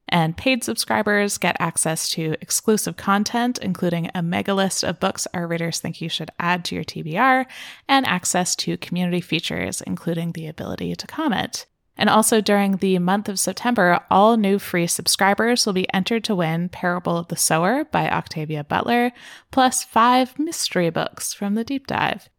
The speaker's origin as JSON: {"language": "English", "country": "Canada", "said": "I am Canadian"}